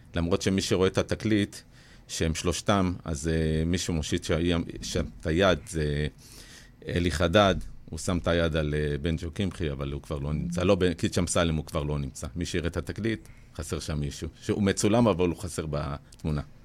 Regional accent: Ashdod, Southern District, Israel; בתור ילד בגיל 14 באשדוד

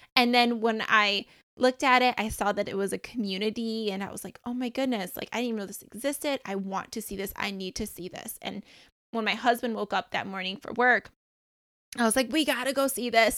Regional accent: Michigan, United States; moved away as an adult; also born or lived in Beaufort, South Carolina; now in South Carolina, United States; I'm originally from Michigan, and then we ended up moving to South Carolina

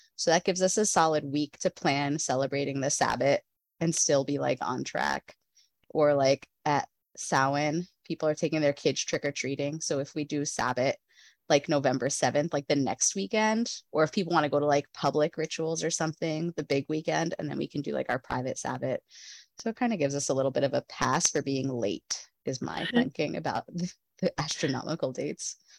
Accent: New Jersey, United States; I grew up in New Jersey.

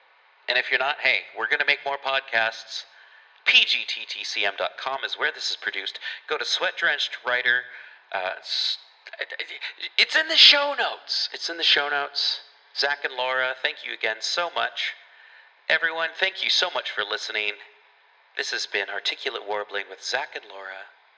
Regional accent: United States; I can't say the C word because I'm American.

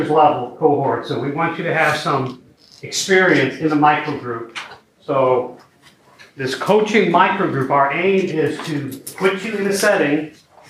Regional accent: Belleville, Illinois, United States; I grew up in Belleville, Illinois.

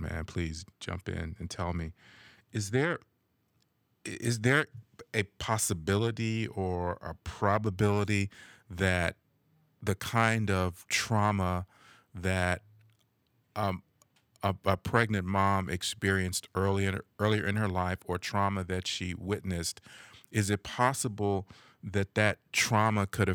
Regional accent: Los Angeles, California, United States; I grew up in Los Angeles, in the area of LA they call South Central

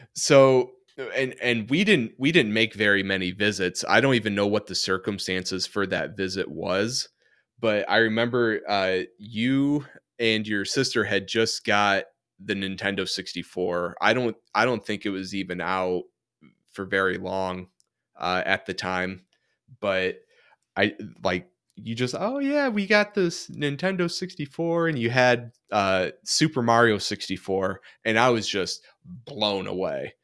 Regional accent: Michigan, United States; growing up in Michigan

